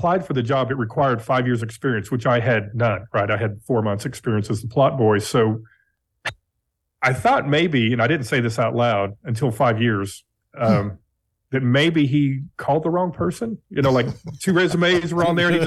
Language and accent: English; Texas, United States; also born or lived in Long Island, New York / Garland, Texas; I was raised in Texas. I was 4 months old when we moved to Texas